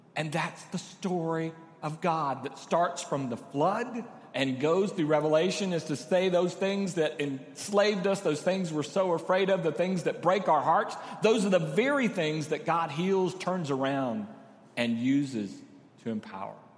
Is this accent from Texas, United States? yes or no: yes; Corpus Christi, Texas, United States; now in San Antonio, United States; I grew up in Corpus